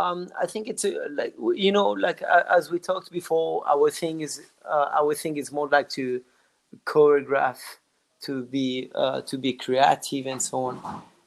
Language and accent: English; France; accent: French; English is a second language; did you hear my French accent? I wanted to say whiz, but I say whiz, which is my French accent that is coming back.